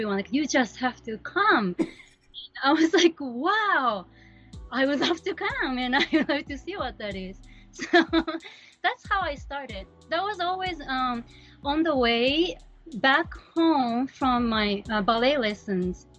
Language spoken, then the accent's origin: English; Japan; moved away as an adult; now in New York, United States; I am from Japan